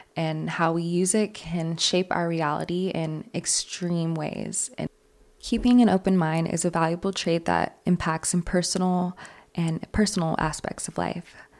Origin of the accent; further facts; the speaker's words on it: New York City, New York, United States; moved away; I'm from New York City